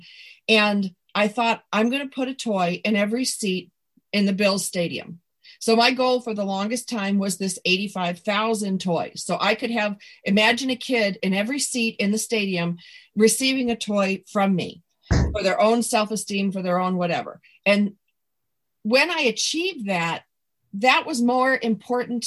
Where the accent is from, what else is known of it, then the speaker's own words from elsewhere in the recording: Buffalo, New York, United States; I come from Buffalo